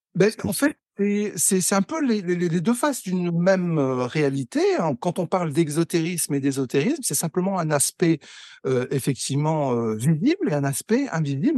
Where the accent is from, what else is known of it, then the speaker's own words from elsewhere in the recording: Pas-de-Calais mining basin, Hauts-de-France, France; moved away; also born or lived in Lille / Algeria; je suis né à Lille. j'ai j'ai grandi dans le Pas-de-Calais, dans le bassin minier, jusqu'en 1985